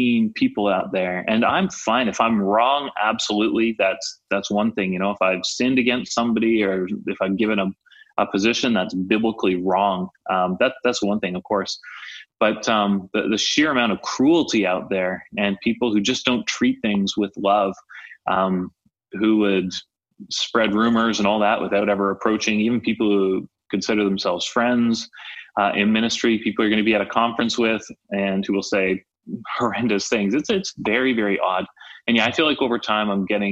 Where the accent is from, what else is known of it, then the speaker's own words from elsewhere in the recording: Canada; I'm Canadian